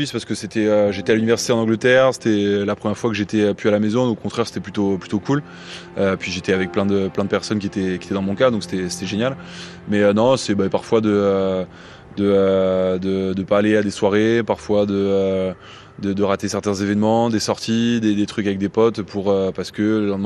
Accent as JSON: {"language": "French", "country": "Belgium", "tie": "born or raised there", "said": "Alors oui, j'ai grandi en Belgique, mais euh, j'étais au lycée français où j'étais avec pas mal de Français dans le système scolaire français."}